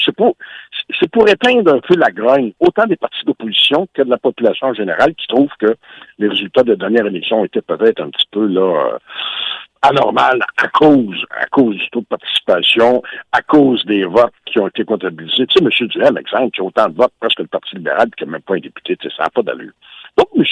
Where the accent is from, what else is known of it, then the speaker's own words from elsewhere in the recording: Quebec, Canada; en tant que Québécois, Québécoise